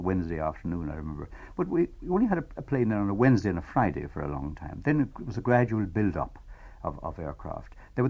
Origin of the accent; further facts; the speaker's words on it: Quin, County Clare, Ireland; I was brought up in Quinn, which is only 16 miles away from the airport as a boy. I brought up there, went to school there